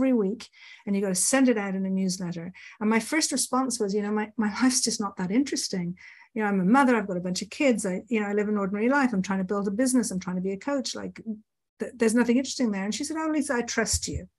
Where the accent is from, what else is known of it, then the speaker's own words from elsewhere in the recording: Ireland; I grew up in Ireland.